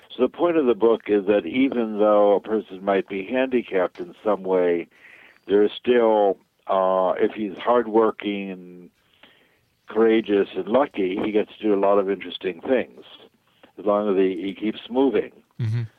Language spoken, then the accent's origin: English; New York, United States; now in California, United States; So I grew up in New York